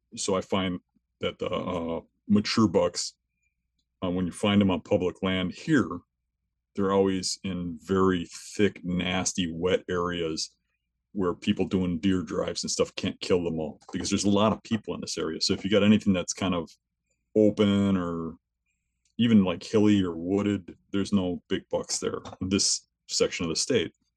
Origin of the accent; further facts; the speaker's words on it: southeastern Wisconsin, United States; I'm from southeastern Wisconsin. I've always lived here my whole life. Um, I grew up here